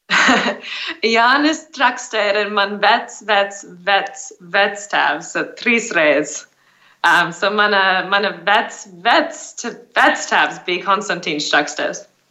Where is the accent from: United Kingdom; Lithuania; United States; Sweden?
United States; Arizona; moved away as an adult; also born or lived in India / South Africa; now in Riga, Latvia; es uzaugu Arizonas štatā ASV